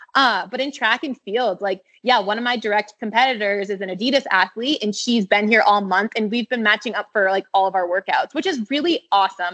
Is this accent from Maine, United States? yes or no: yes; Standish, Maine, United States; moved away; also born or lived in Arizona; My parents live on Sebago Lake, um, which is in Standish, Maine, is where I was raised